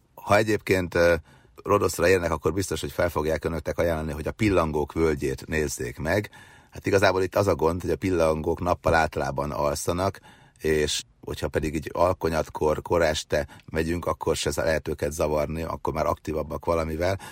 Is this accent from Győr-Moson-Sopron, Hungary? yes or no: yes; Győr-Moson-Sopron, Hungary; a bucsukban szocializálódtam annak idején gyerekkorom vagy Őrsopron, Moson megyében, akkor még csak Győrsopron megye volt